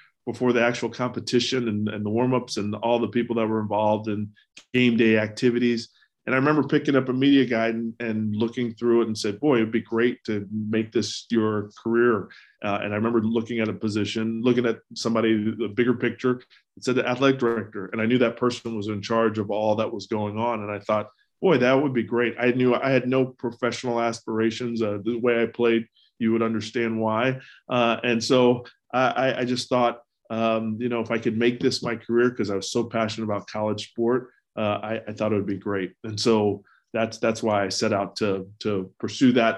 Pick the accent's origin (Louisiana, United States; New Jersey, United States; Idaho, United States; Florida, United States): Florida, United States; Gainesville; moved away as an adult; also born or lived in New York; I grew up in Gainesville, Florida, so the University of Florida truly was just a few blocks away from my house